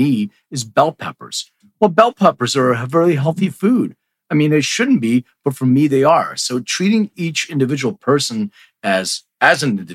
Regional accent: Philadelphia, Pennsylvania, United States; also born or lived in New York; now in Los Angeles, United States; I'm originally from Philly. I live in LA now

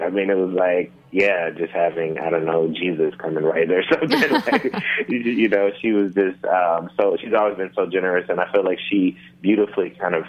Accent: Memphis, Tennessee, United States; moved away as an adult; also born or lived in New Orleans, Louisiana; now in Northern California, United States; I grew up in Memphis, Tennessee

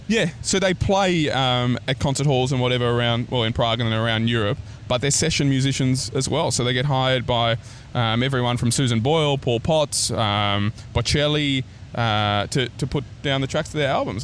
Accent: Australia; accent: Aussie; my Aussie accent's just lifted up a notch

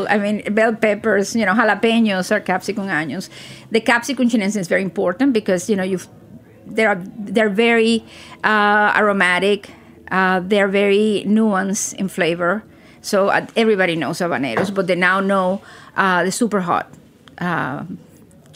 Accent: Cuba; I'm from Latin America, so I'm Cuban

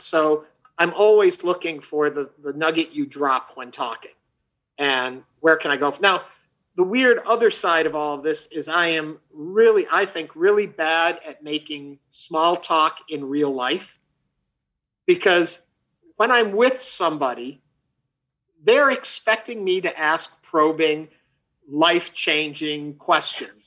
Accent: outside New York City, United States; also born or lived in Chicago; now in Houston, United States; I grew up outside of New York City.

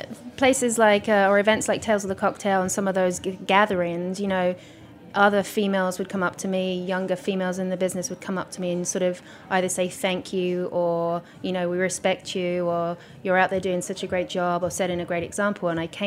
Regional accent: England, United Kingdom; here I was, a female, English, although most people think I'm Australian. Because my accent has derailed along the years.

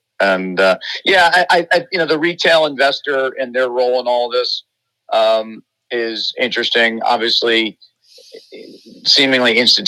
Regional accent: New York, United States; I'm a New Yorker, and, you know, I live amongst diversity and embrace it.

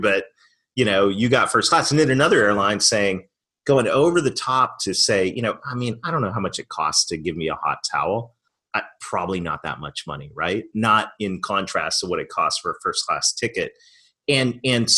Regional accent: Canada; moved away; I'm Canadian

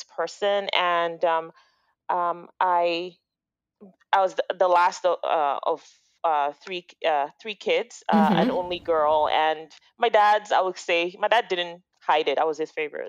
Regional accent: Lagos, Nigeria; now in Toronto, Canada; I grew up in Lagos, Nigeria

